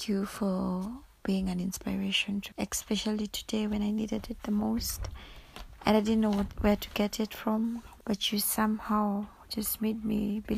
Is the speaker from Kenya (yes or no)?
yes; Kenya; I'm from Kenya.